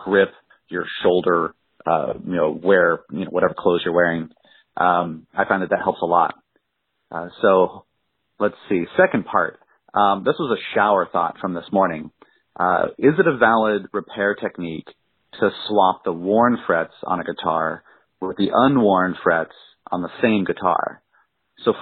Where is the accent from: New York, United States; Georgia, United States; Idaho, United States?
Idaho, United States; now in Philadelphia, United States; I'm from Idaho, too